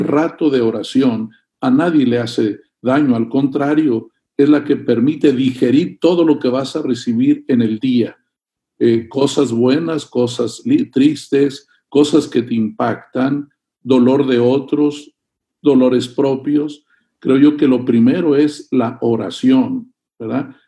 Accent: Monterrey, Nuevo León, Mexico; tú y yo somos mexicanos de aquí de Monterrey

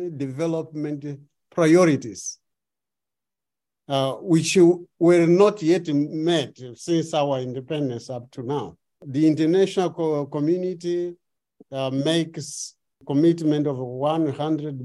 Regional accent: Beira, Sofala, Mozambique; I am from Beira, the city that was almost erased

